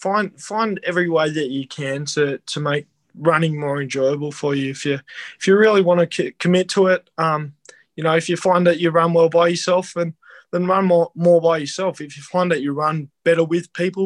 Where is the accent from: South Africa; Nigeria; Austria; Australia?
Australia; Devonport, Tasmania; moved away; also born or lived in Canberra; growing up in Devonport